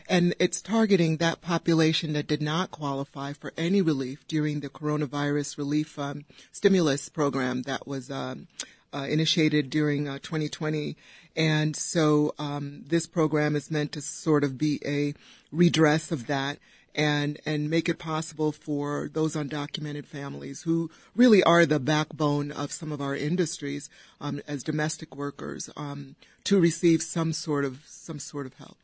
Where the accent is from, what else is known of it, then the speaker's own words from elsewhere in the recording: Downers Grove, Illinois, United States; I grew up in Downers Grove, went to Downers Grove South